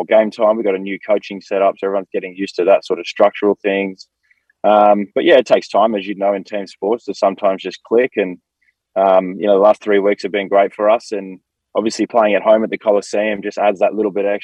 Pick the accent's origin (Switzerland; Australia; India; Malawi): Australia; Sydney, New South Wales; moved away as an adult; now in Los Angeles, United States; I'm originally from Sydney, Australia, so it's very much like home in many ways.